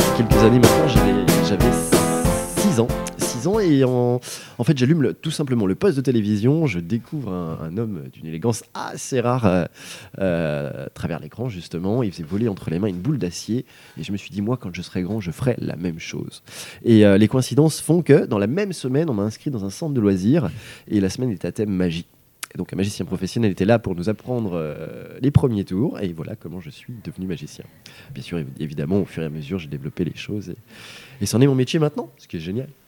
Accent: Savoie, Auvergne-Rhône-Alpes, France; je suis de Savoie. Savoie

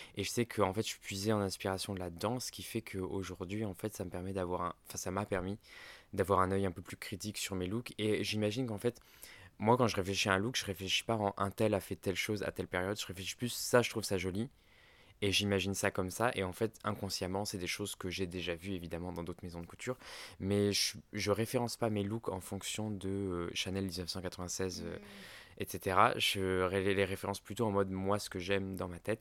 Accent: Ardèche, Auvergne-Rhône-Alpes, France; J'ai grandi en Ardèche

